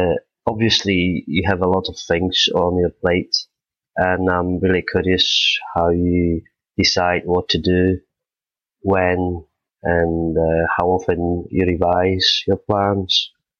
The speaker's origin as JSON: {"language": "English", "country": "Poland", "said": "I'm from Poland."}